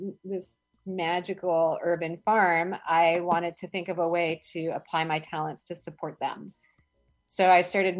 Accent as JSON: {"language": "English", "town": "Eugene", "region": "Oregon", "country": "United States", "tie": "born or raised there", "moved": "as an adult", "lives_now": "Philadelphia, United States", "said": "I grew up in Eugene, Oregon."}